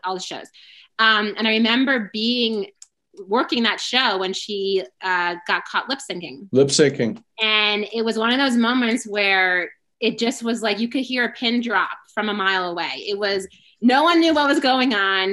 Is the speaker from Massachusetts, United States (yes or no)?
no; New York, United States; I'm originally from New York